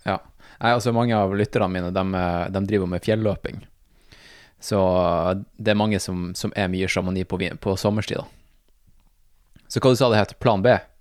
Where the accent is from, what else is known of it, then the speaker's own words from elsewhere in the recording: Tromsø, Troms, Norway; also born or lived in United States; Det er jo jeg også